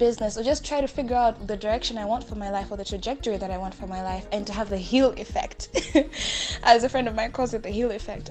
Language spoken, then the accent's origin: English; Malawi; I am from Malawi